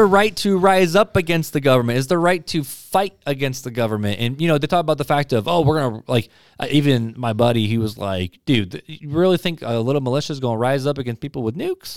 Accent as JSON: {"language": "English", "country": "United States", "tie": "born or raised there", "said": "I'm American, so I have rights because you gave them to me for being being born in this country"}